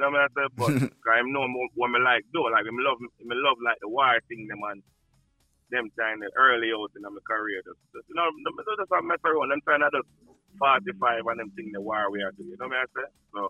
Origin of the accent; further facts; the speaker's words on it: New York City, New York, United States; also born or lived in Saint Ann, Jamaica; born in Jamaica, but I grew up in Brooklyn, New York City